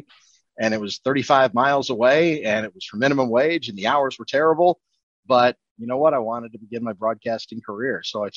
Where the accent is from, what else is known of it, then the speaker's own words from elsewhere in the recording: Waukesha, Wisconsin, United States; I grew up in Waukesha, went to UW Oshkosh